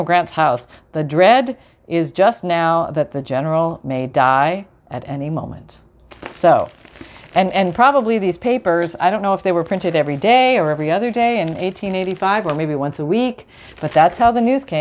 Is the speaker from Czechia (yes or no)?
no; Canada; moved away; I'm Canadian